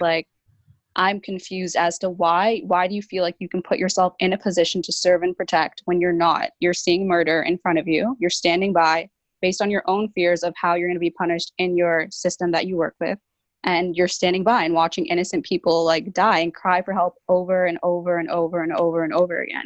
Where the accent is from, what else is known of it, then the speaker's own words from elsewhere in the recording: Brampton, Ontario, Canada; I'm 22 years old, and I'm from Brampton, Ontario